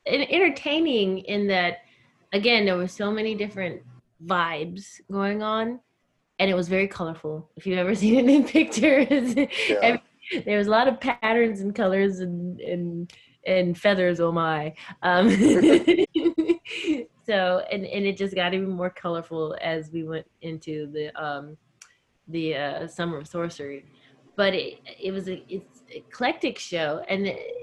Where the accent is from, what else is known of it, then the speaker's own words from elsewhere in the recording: Virginia, United States; also born or lived in Alabama / Tennessee / Florida; now in New York, United States; I was born in Virginia. I guess I grew up, I am a Southern girl. I spent a lot of time in Alabama, Virginia, mainly, but also Tennessee and Florida.